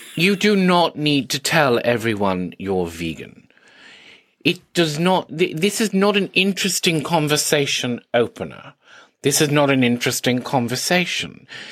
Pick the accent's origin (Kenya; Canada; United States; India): India; I grew up in India where eighty percent of the population is vegan